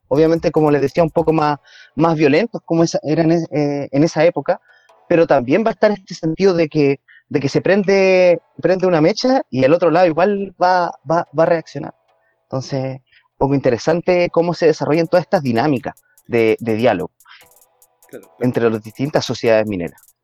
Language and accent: Spanish; Curanilahue, Biobío, Chile; en Curanilagua, aquí mismo, el territorio donde, de donde yo soy